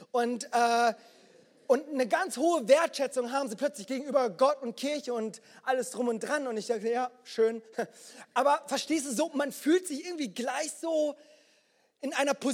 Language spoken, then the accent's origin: German; Germany; Das ist tatsächlich so. Ich bin in Deutschland geboren, aufgewachsen.